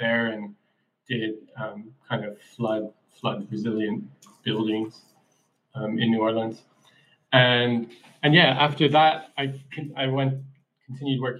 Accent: Ireland; moved away as an adult; also born or lived in Chicago, United States / Australia; now in Gainesville, United States; I was born in Chicago, but grew up in Ireland

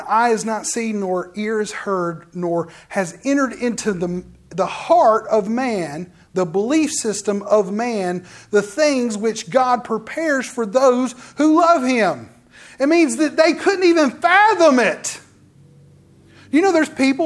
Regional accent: Forestdale, Alabama, United States; I lived in Forestdale. I went to school at a little country school. And then I said, no, I went to West Jefferson High School.

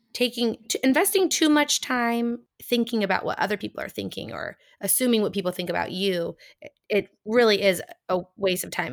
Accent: United States; accent: American; my American accent

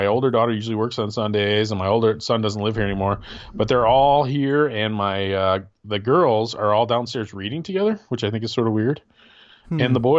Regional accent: Michigan, United States; And, you know, I'm from Michigan, so I have guns.

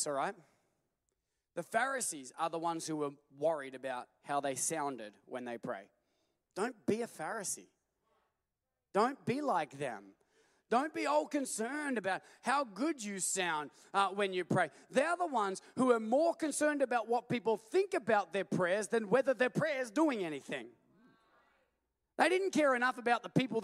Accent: Australia; we're from Australia

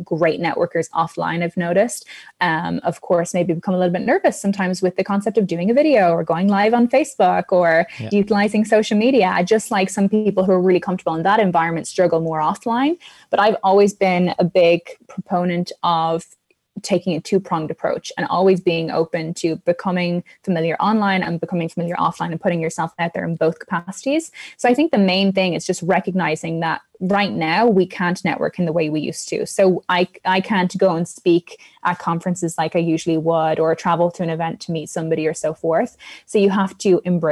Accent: Ireland; I'm Irish

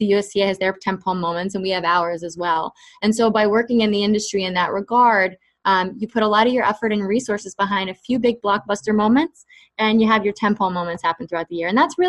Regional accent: New York, United States; I grew up in the Bronx, New York, and so that was one of my all-time dreams.

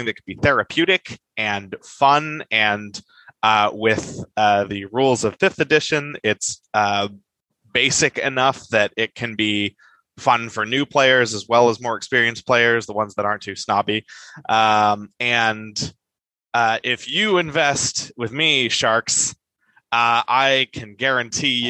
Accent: California, United States; I'm a Californian

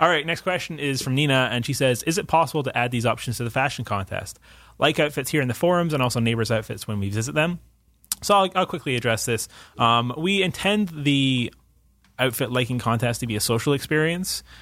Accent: Scotland, United Kingdom; moved away; as a Scot

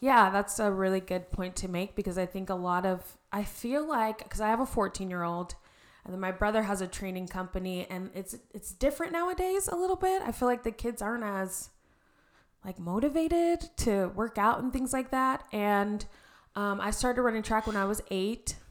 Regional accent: Arizona, United States; also born or lived in Reno, Nevada; I am born and raised in Arizona. Um, grew up here, went to Red Mountain

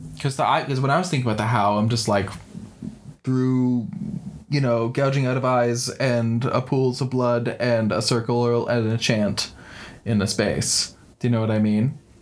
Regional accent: around New York, United States; I grew up in around New York

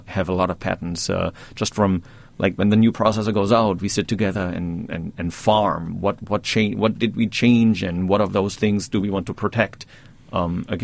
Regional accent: Germany; moved away as an adult; now in Poughkeepsie, United States; I grew up in Germany.

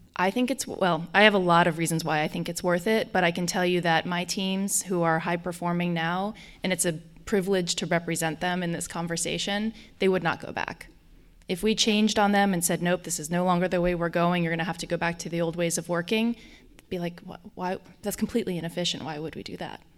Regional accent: Colorado, United States; accent: Colorado; also born or lived in Germany; now in Washington, D.C., United States; I have a strong Colorado accent

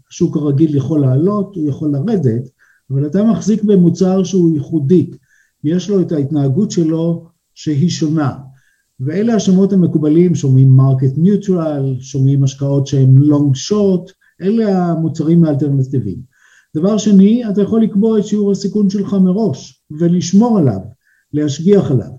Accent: Israel; now in Switzerland; וגם אני ישראלי שהגיע פה והתחיל להתגלגל, אה, בין הבנקים

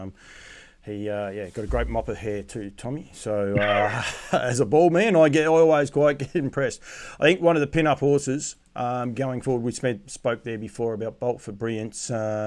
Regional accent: Australia; Do I take it, as an Australian

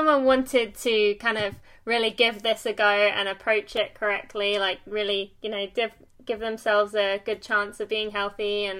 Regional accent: England, United Kingdom; now in United States; I live in America, but I'm English

